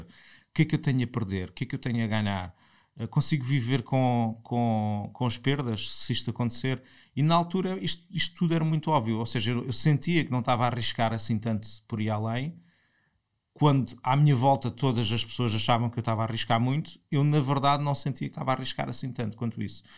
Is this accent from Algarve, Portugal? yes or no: yes; Portimão, Algarve, Portugal; moved away as an adult; also born or lived in Lisbon; sou de Portimão, estudei em Portimão, no, fiz o liceu em Portimão e em 98 venho para Lisboa